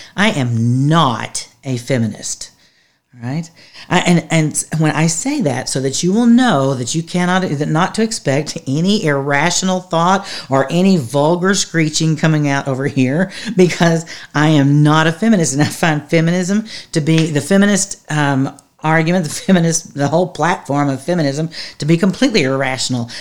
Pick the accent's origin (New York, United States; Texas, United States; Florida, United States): Texas, United States; I'm from Texas